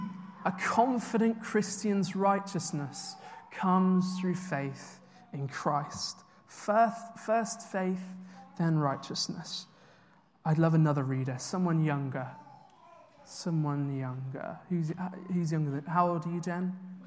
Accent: United Kingdom; So I worked out recently that I've moved 11 times in my life. I'm quite a British nomad

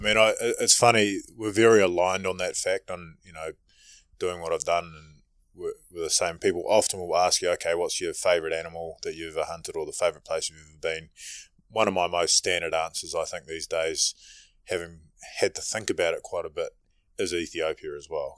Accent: New Zealand; being a Kiwi

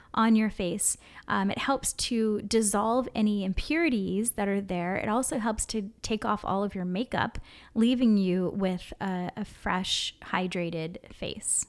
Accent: Hawaii, United States; growing up in Hawaii and always being in the sun

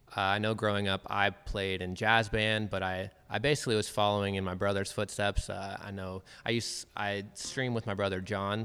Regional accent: Federal Way, Washington, United States; also born or lived in Bellingham, Washington; I was born in Federal Way, um, and I've lived. I lived there until I graduated high school

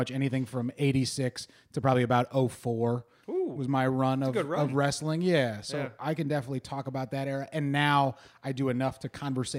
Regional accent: Ohio, United States; also born or lived in Baltimore; now in Pittsburgh, United States; when I was growing up in Ohio

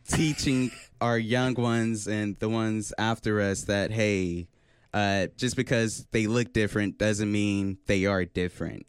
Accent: Oklahoma City, Oklahoma, United States; I'm from Oklahoma City, Oklahoma, and uh, I go to UCO

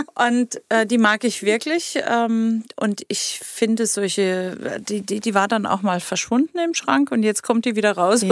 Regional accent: Baden-Württemberg, Germany; das ist meine badische Heimat

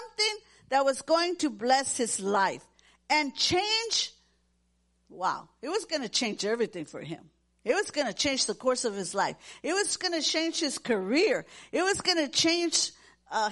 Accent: Corpus Christi, Texas, United States; we grew up in Corpus Christi, Texas

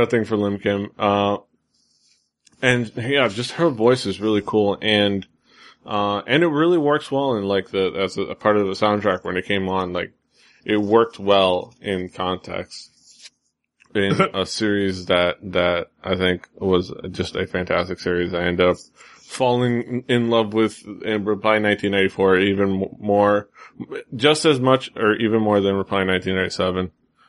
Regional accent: Miami, Florida, United States; I'm from Miami.

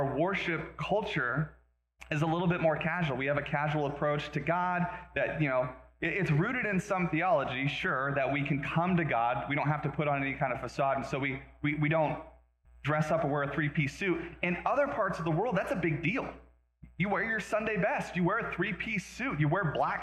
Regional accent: Las Vegas, Nevada, United States; moved away; also born or lived in Reno, Nevada / Oregon; I grew up in Vegas. I was born and raised in Vegas, moved to Reno, and then we moved again to Oregon.

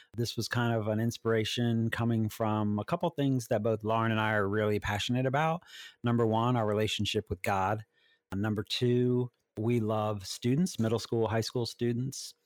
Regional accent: Maryland, United States; also born or lived in Washington, D.C.; I was born in Washington, D C, and have lived most of my life in Maryland

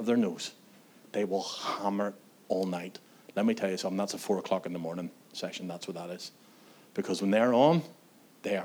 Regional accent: Antrim, Northern Ireland, United Kingdom; I was one of those young people in my hometown in Antrim

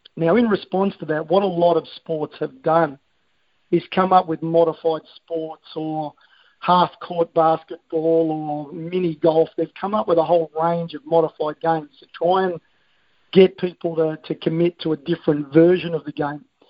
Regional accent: Australia; I am an Australian

